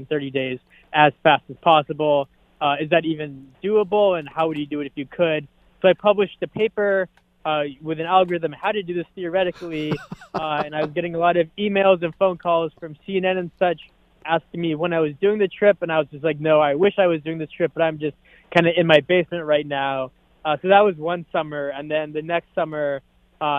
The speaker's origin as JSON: {"language": "English", "town": "Boston", "region": "Massachusetts", "country": "United States", "tie": "born or raised there", "said": "growing up in Boston, Fenway"}